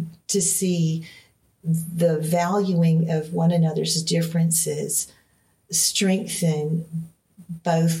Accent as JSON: {"language": "English", "town": "Greenville", "region": "Alabama", "country": "United States", "tie": "born or raised there", "said": "this community that is right next door to my hometown"}